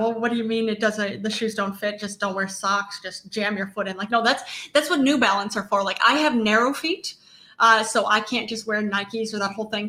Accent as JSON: {"language": "English", "region": "Ohio", "country": "United States", "tie": "born or raised there", "said": "Even though I grew up in Ohio and I was born in Ohio, I'm really not so Ohio."}